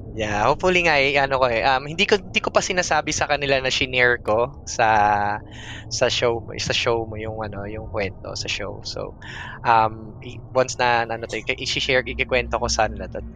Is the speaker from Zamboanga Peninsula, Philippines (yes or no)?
no; Antipolo, Calabarzon, Philippines; I'm actually from Antipolo City. Uh, well, dati mm-hmm. siyang Rizal, Antipolo Rizal, but you know, city na siya